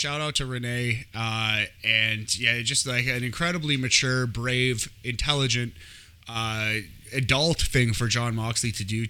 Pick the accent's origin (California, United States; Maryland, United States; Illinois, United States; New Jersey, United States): New Jersey, United States; I was born in New Jersey.